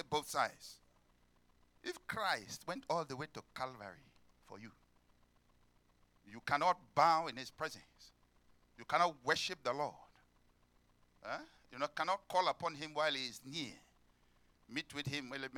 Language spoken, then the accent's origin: English; Nigeria; moved away; I come from Africa. Nigeria especially